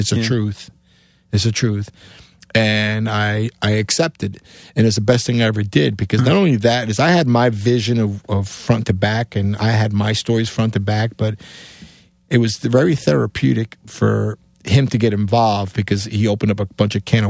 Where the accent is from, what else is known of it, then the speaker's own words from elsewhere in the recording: Cuba; English is a second language; moved away; also born or lived in New York, United States; because my accent, being A, coming from Cuba, B, in New York, this computer is like, where is this guy from, you know?